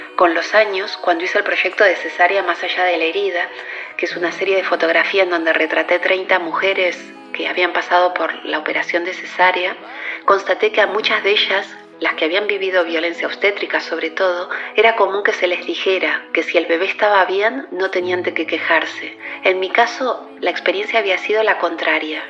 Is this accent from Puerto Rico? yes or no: no; Bahía Blanca, Buenos Aires Province, Argentina; moved away as an adult; also born or lived in New York; now in Barcelona, Spain; Nací y me crié en Bahía Blanca y a los 20 años emigré